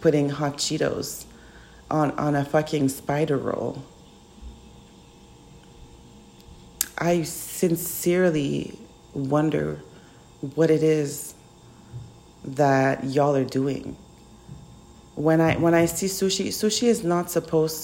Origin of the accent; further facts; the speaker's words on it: Canada; I'm from Canada